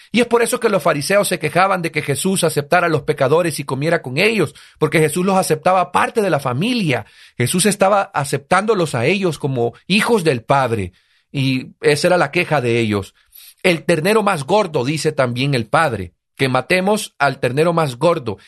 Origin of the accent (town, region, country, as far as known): El Salvador